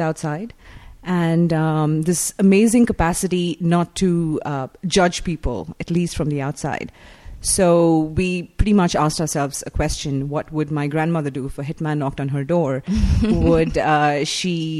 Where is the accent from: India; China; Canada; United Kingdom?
India; moved away as an adult; now in Los Angeles, United States; I grew up in India. I've lived there for 20 years.